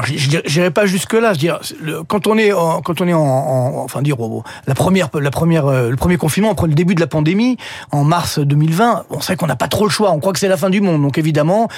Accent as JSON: {"language": "French", "country": "France", "said": "chez nous en France"}